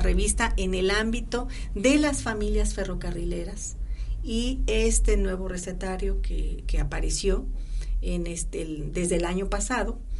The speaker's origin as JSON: {"language": "Spanish", "town": "Cosolapa", "region": "Oaxaca", "country": "Mexico", "tie": "born or raised there", "said": "mi pueblo, Yo soy de Cozolapa, Oaxaca"}